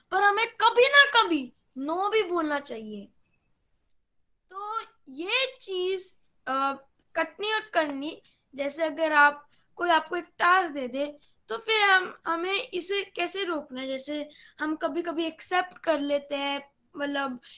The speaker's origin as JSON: {"language": "Hindi", "town": "Gurgaon", "region": "Haryana", "country": "India", "said": "और मैं गुड़गांव से बिलोंग करता हूँ"}